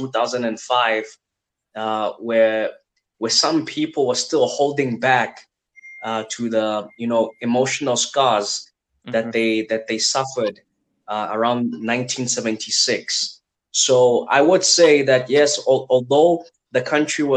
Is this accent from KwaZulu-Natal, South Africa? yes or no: no; Johannesburg, Gauteng, South Africa; also born or lived in Ghana; I grew up in Soweto, one of the biggest townships in the world.